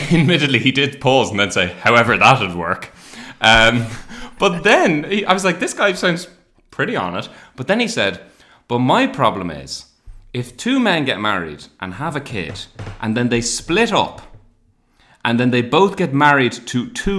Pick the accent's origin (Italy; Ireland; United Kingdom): Ireland; I was from Ireland.